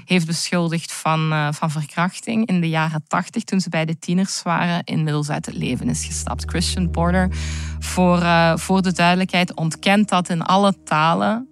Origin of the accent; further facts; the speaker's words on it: Belgium; mijn jonge leven, die vonden allemaal wel in België plaats. Hoor. plaats waar ik ben opgegroeid